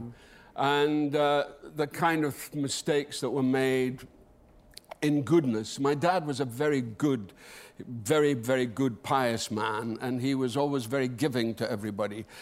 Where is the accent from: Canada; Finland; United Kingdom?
United Kingdom; Dundee, Scotland; This is in Dundee, my hometown